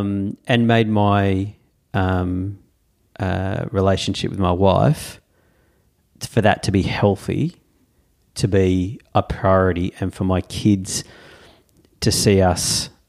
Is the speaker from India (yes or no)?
no; Tasmania, Australia; But then I have great memories of chopping wood, in growing up in Tassie, going into the bush, Dad with a chainsaw